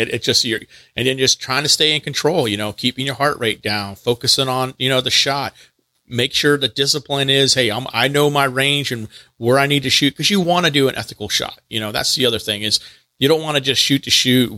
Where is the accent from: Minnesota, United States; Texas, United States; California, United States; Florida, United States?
Texas, United States; now in North Carolina, United States; I grew up in Texas